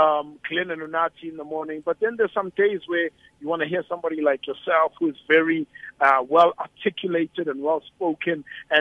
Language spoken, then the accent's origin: English; Soweto, Gauteng, South Africa; I'm a boy from Soweto myself.